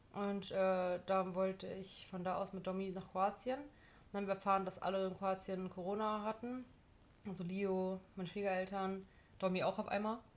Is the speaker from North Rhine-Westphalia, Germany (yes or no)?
yes; Gladbeck, North Rhine-Westphalia, Germany; bei uns in Gladbeck